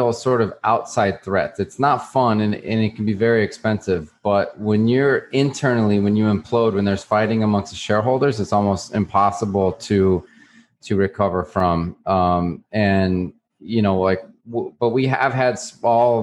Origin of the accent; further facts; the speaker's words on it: New Mexico, United States; moved away as an adult; now in Miami, United States; I grew up in New Mexico